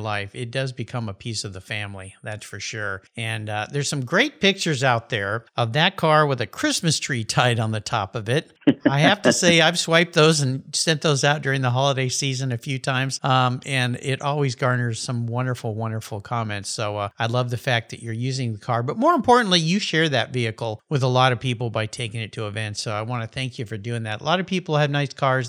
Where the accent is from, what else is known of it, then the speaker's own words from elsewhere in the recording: San Diego, California, United States; a friend that I grew up with in La Jolla